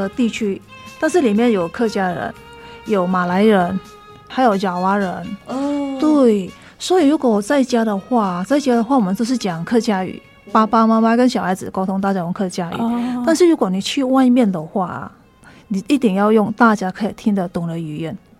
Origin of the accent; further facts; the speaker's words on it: Singkawang, West Kalimantan, Indonesia; Chinese is a second language; moved away as an adult; now in Taiwan; 我来自印尼的。西加里曼丹，